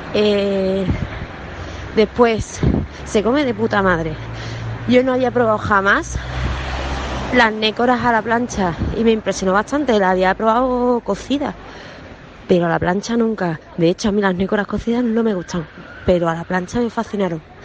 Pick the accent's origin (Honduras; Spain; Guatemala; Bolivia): Spain; Andalusia; siendo andaluz